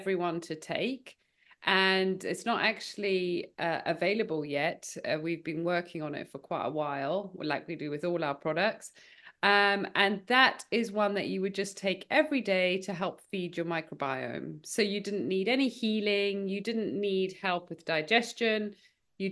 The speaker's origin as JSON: {"language": "English", "country": "South Africa", "tie": "born or raised there", "moved": "yes", "lives_now": "United Kingdom", "said": "I grew up in South Africa, and I definitely had a healthier upbringing in South Africa"}